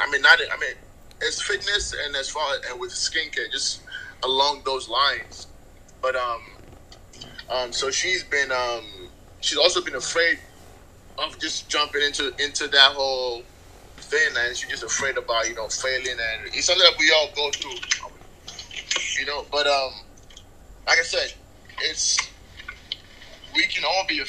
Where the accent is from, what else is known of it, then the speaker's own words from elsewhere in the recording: Nigeria; also born or lived in England; now in United States; So I was born and raised in Nigeria. I lived in England for a little bit, and then I moved to the States.